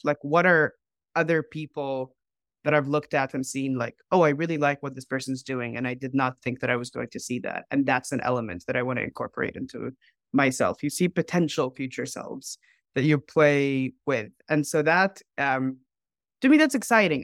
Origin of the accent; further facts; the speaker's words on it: Dubai, United Arab Emirates; moved away as an adult; also born or lived in Cairo; now in United States; I grew up in Dubai